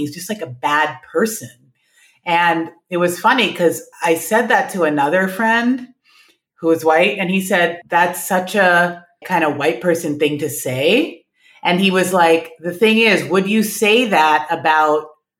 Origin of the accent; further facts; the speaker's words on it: New York City, New York, United States; moved away as an adult; now in Cincinnati, United States; I grew up in Manhattan, born and raised